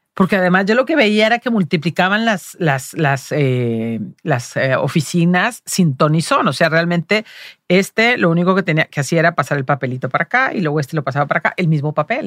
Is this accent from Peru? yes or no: no; Los Altos de Jalisco, Mexico; moved away; also born or lived in Guadalajara, Mexico / Madrid, Spain; somos de pueblo, de los Altos de Jalisco